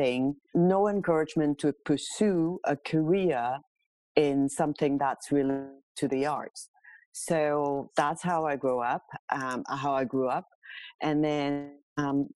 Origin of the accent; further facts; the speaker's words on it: Hong Kong; now in Toronto, Canada; I am born and raised in Hong Kong many moons ago, to a very traditional Chinese family